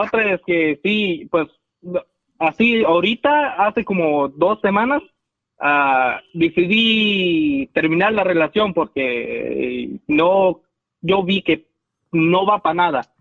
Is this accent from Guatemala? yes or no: yes; Guatemala; soy de Guatemala